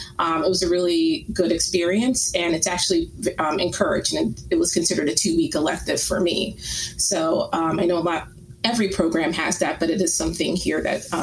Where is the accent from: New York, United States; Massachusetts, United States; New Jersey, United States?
New Jersey, United States; moved away as an adult; now in Winston-Salem, United States; It's definitely different from where I came from. I'm from New Jersey, from the Northeast